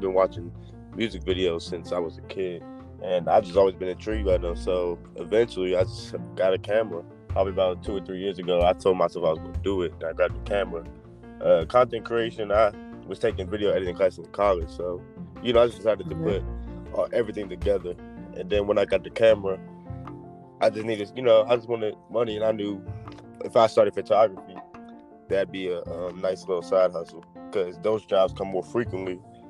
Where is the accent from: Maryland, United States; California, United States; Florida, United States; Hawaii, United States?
Maryland, United States; Waldorf; Waldorf, Maryland.